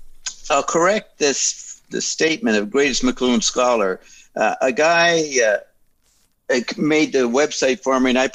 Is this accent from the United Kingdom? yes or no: no; Paris, Île-de-France, France; born there; I was involved in intelligence way back in Europe because I was born in Paris.